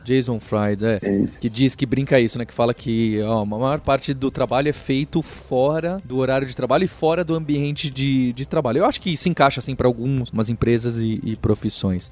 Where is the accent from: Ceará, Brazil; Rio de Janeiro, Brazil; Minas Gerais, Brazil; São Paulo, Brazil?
São Paulo, Brazil; Então somos nós dois de São Paulo